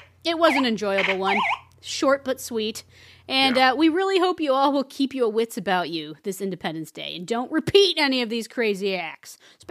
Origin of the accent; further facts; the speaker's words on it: Chicago, Illinois, United States; I'm from Chicago, and I hate the place. You know, I hate the people here.